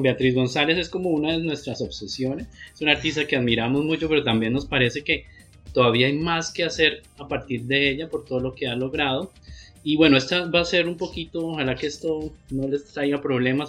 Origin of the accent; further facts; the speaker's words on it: Pamplona, Norte de Santander, Colombia; moved away as an adult; now in Bucaramanga, Colombia; yo soy de Pamplona